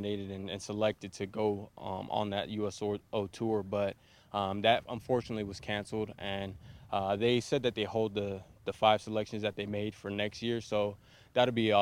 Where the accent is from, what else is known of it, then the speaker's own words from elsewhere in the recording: San Bernardino, California, United States; now in Minnesota, United States; I'm originally from San Bernardino